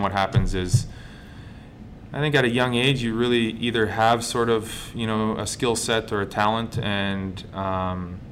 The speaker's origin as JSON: {"language": "English", "town": "Calgary", "region": "Alberta", "country": "Canada", "tie": "born or raised there", "moved": "yes", "said": "growing up in Calgary, watching the Flames"}